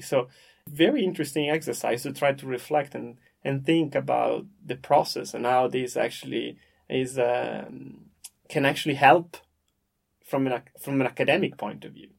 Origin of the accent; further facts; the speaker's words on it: Parma, Emilia-Romagna, Italy; I'm from Parma in the north of Italy